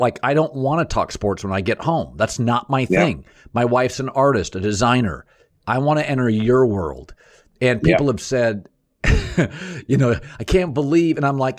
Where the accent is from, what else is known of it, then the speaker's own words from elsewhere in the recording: Washington, United States; I grew up in Washington State, so I was pro marijuana legalization.